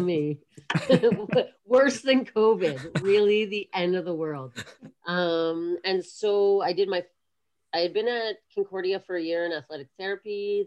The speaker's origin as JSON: {"language": "English", "town": "Kingston", "region": "Ontario", "country": "Canada", "tie": "born or raised there", "also_born_or_lived": "Montreal", "moved": "as an adult", "said": "we moved down south when I was like six or seven years old, and I grew up mostly in Kingston, Ontario"}